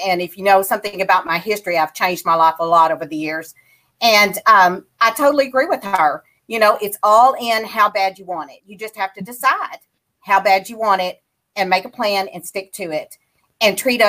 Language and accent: English; Odin, Arkansas, United States; moved away; I was raised in a little town called Odin, Arkansas.